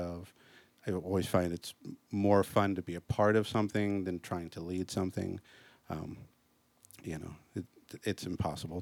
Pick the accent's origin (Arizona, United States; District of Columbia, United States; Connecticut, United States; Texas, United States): District of Columbia, United States; Washington; I'm from Washington, D.C., so all the local honors choirs got to go and perform at the Kennedy Center